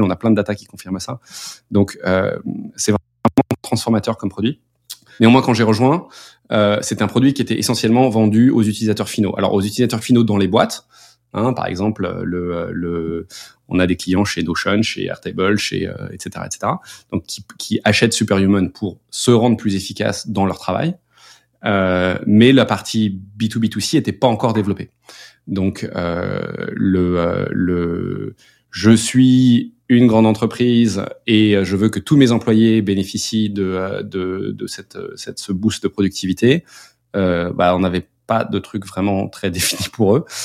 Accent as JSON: {"language": "French", "country": "France", "moved": "as an adult", "said": "on est petit français, euh, basé en France"}